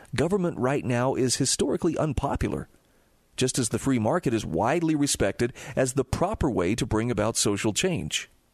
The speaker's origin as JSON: {"language": "English", "region": "Utah", "country": "United States", "tie": "born or raised there", "said": "my home state of Utah"}